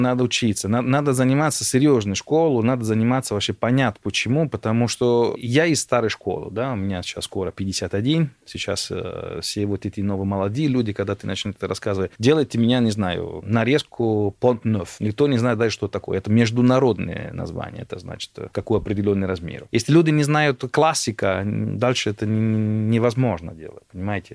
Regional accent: Italy; Russian is a second language; moved away as an adult; also born or lived in Germany / London, United Kingdom; now in Moscow, Russia; Я родился в Германии, город Танаузен и дальше потом Италия

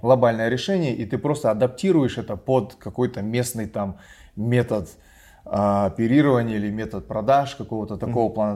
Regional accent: Kazakhstan; moved away; я казах

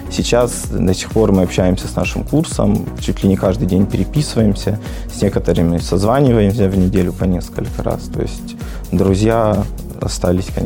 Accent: Vladikavkaz, North Ossetia–Alania, Russia; born there; now in Mirny, Russia; Я родился в Республике Северная Осетия Алания, э, в городе Орджоникидзе на тот момент. Сейчас это город Владикавказ.

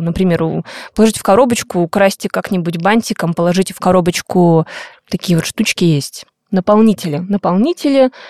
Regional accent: Buryatia, Russia; now in Saint Petersburg, Russia; я родилась в Бурятии, мои родители живут там, я вот под конец декабря обычно, двадцать пятого, двадцать шестого числа уезжаю домой

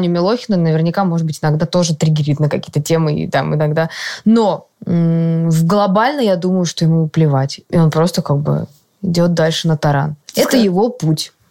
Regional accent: Moscow, Russia; конец Биберева, города. кстати, норм, я там росла

